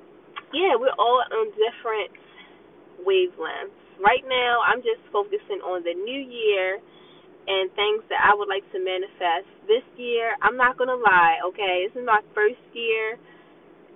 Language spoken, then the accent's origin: English; Baltimore, Maryland, United States; growing up in Baltimore